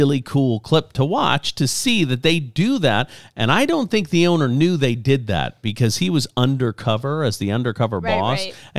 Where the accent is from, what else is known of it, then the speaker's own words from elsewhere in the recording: Lafayette, Louisiana, United States; It was interesting to hear that their number one store is in Lafayette, Louisiana, my hometown.